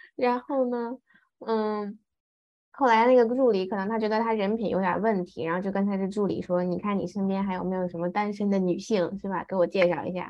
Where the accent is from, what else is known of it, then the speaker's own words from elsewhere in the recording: Taiyuan, Shanxi, China; 他跟我妈是在山西太原认识的，然后我也是在嗯。太原出生的